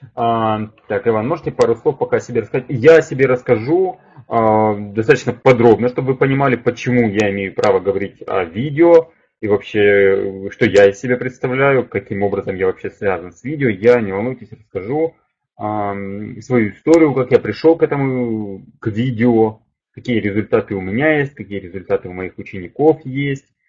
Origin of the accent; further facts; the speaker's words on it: Kharkiv, Kharkiv Oblast, Ukraine; я сам из Харькова, из Украины